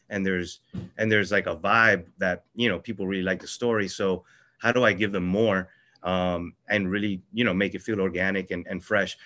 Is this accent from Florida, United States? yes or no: yes; Miami, Florida, United States; born or raised there; also born or lived in Venezuela